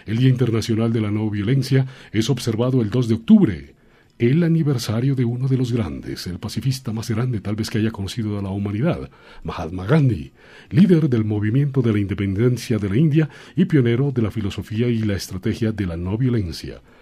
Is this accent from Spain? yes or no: no; Colombia; al fin y al cabo, seamos negros, seamos blancos, seamos mulatos, seamos altos, seamos bajitos, todos somos colombianos.